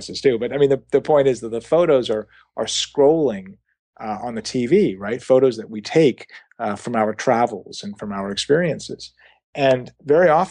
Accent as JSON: {"language": "English", "town": "St. Louis", "region": "Missouri", "country": "United States", "tie": "born or raised there", "moved": "yes", "lives_now": "Los Angeles, United States", "said": "I lived in St. Louis when I was at that age."}